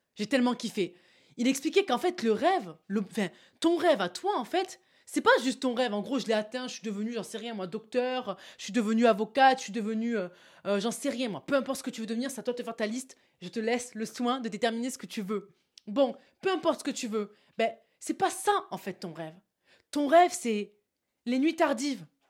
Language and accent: French; south of France, France; accent: southern; je sors mon accent du sud